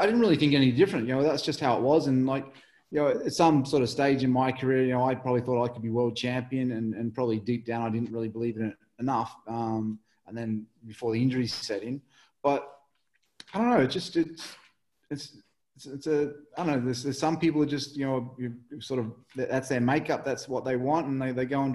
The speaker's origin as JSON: {"language": "English", "town": "Mildura", "region": "Victoria", "country": "Australia", "tie": "born or raised there", "also_born_or_lived": "England", "moved": "yes"}